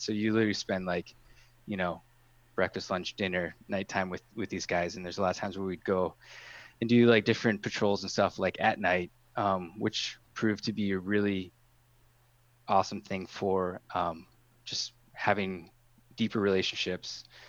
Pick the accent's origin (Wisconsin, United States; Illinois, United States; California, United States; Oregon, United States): Wisconsin, United States; Marinette; moved away as an adult; also born or lived in Green Bay; I grew up in Marinette